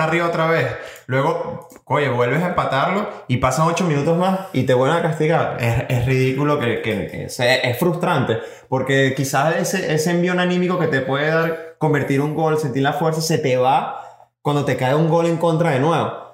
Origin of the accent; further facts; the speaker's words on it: Venezuela; nosotros somos como venezolanos que somos